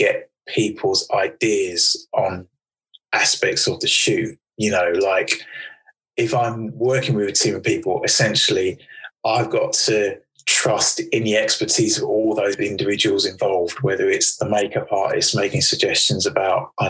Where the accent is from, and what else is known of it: United Kingdom